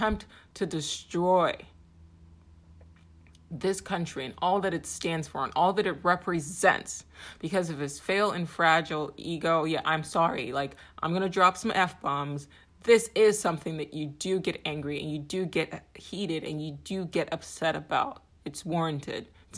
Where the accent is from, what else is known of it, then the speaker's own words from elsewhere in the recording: Nigeria; now in United States; I'm an immigrant. I'm a Nigerian-American. My family gave up everything to seek solace here in this country.